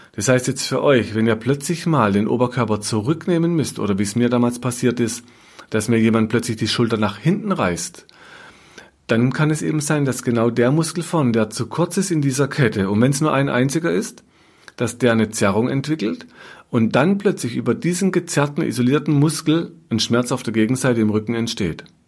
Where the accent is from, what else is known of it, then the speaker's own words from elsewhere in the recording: Germany; bei uns in Deutschland